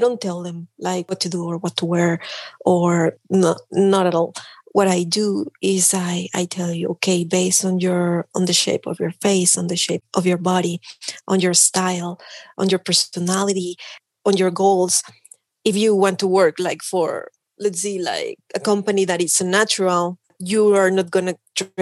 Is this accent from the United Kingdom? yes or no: no; Mexico City, Mexico; English is a second language; moved away as an adult; also born or lived in Tlaxcala; now in Canada; I'm from Mexico. I was born in Mexico City and I grew up there